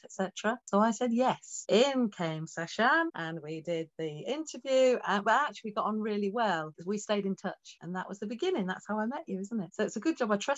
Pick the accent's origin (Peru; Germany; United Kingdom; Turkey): United Kingdom; England; also born or lived in Tripoli, Libya; I was born in Tripoli in Libya. And when we came back to England